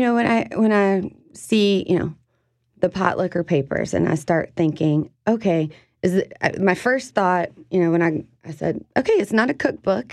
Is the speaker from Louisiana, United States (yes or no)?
yes; South Louisiana, United States; the food that I grew up with here in South Louisiana